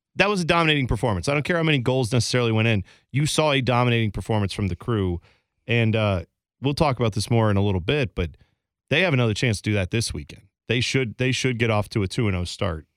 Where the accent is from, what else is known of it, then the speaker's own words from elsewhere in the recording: Columbus, Ohio, United States; growing up in Columbus